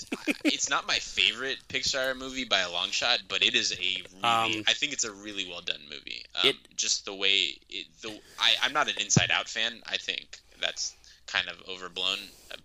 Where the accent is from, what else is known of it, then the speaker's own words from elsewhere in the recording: the Bay Area, California, United States; I'm from the Bay Area.